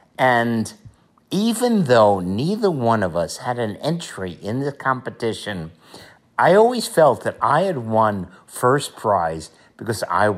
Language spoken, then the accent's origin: English; Dallas, Texas, United States; we're from Dallas, Texas.